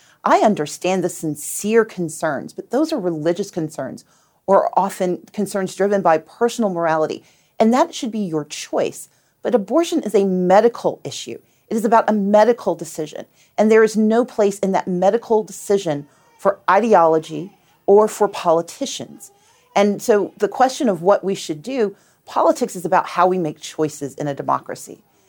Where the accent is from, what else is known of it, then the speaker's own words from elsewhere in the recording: Mississippi, United States; I grew up in Mississippi in a very religious family, in a religious community